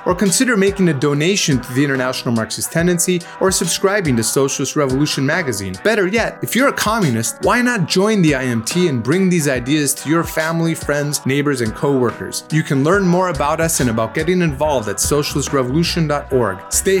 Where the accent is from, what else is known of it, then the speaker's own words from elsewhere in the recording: United States; moved away; it wasn't so fun being an American abroad when George W. Bush was in office